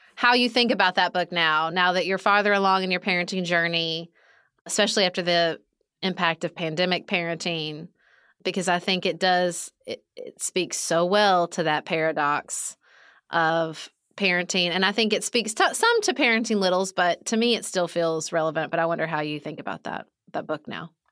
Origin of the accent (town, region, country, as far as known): Kentucky, United States; born or raised there; moved away as an adult